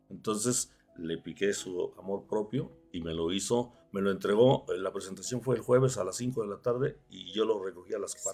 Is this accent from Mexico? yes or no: yes; Mexico; Sin embargo, para nosotros los mexicanos no es nuestra acta de independencia.